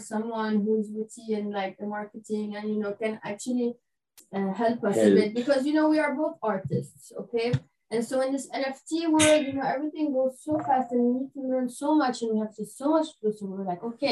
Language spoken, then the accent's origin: English; Lebanon; I'm from Lebanon